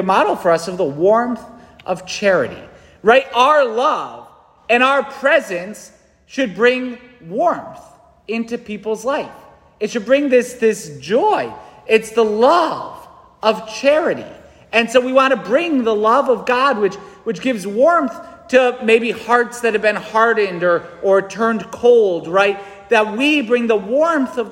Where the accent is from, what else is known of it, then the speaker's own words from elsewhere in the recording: New England, United States; I'm a busy New Englander